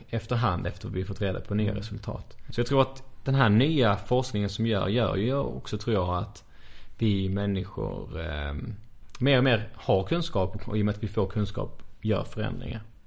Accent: Sweden; som svenskar här

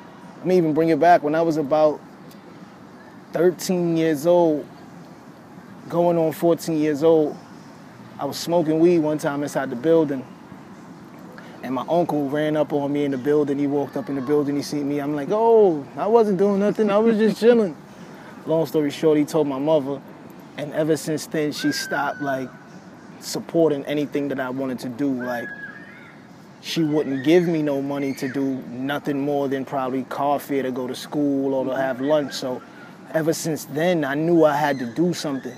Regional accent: New York City, New York, United States; I'm from New York City.

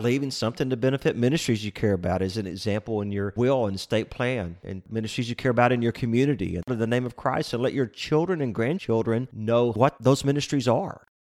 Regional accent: Lake Jackson, Texas, United States; I grew up in Lake Jackson, and when I was a kid, that was about five or six thousand people

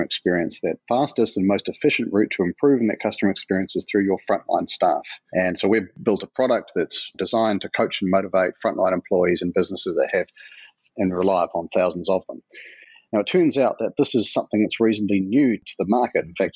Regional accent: New Zealand; accent: New Zealand; now in Portland, United States; New Zealand, where my accent comes from and where the business was born, Portland, Oregon, which is where I'm based today

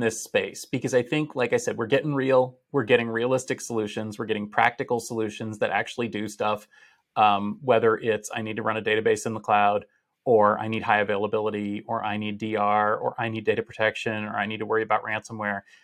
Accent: Boston, Massachusetts, United States; we're returning to Boston for the first time since the pandemic, uh, my hometown

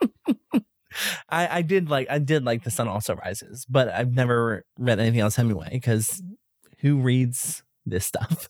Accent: Pasadena, United States; I'm from Pasadena.

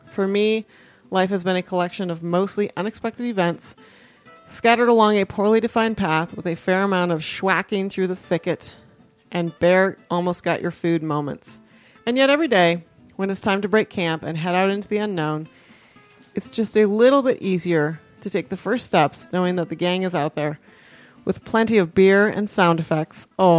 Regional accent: Argentina; now in United States; couple time zones away from the beautiful Colorado Front Range, and thousands of miles away from my home country, Argentina.

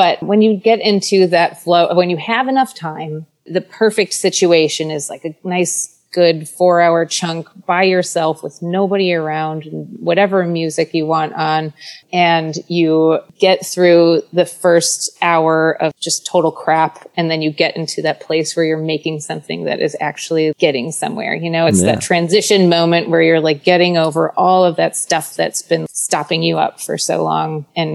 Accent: Midwest, United States; moved away; growing up in the Midwest

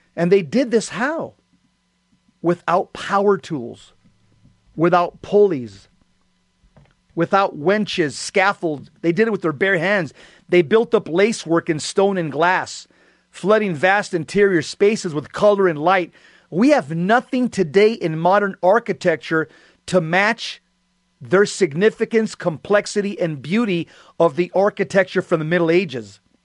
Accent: Los Angeles, California, United States; moved away; I was from Los Angeles, the Los Angeles Cathedral

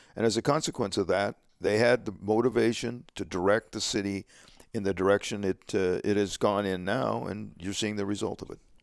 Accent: Alhambra, California, United States; I grew up in Alhambra, California.

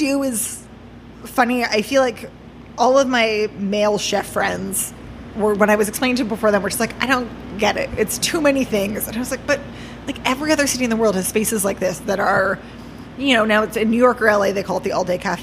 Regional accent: Toronto, Ontario, Canada; now in Vancouver, Canada; I grew up in Toronto

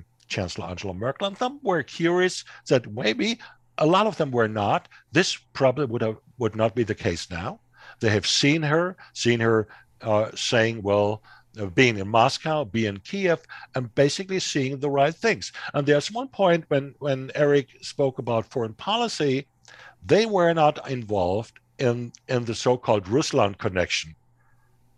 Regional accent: Hesse, Germany; my home state of Hesse

